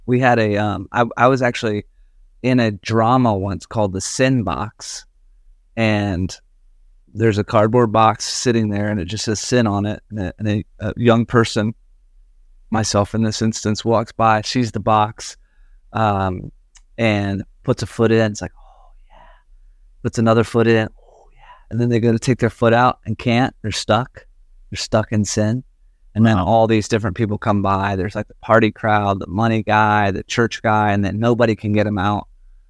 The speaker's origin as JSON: {"language": "English", "region": "the South", "country": "United States", "tie": "born or raised there", "said": "I mean, I grew up in the South and the Baptist church in the South."}